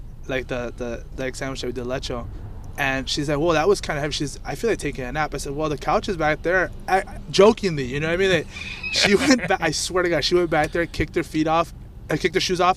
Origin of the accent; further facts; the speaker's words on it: Chicago, Illinois, United States; I'm from Pilsen.